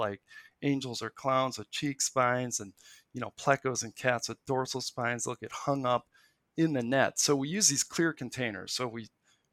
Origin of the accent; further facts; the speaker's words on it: Milwaukee, Wisconsin, United States; I grew up in the Milwaukee metro area